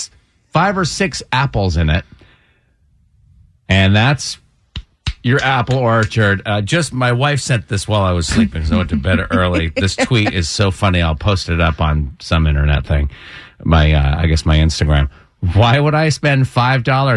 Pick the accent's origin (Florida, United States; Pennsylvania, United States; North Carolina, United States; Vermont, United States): Vermont, United States; now in Georgia, United States; When I grew up in Vermont, we have apple orchards in Vermont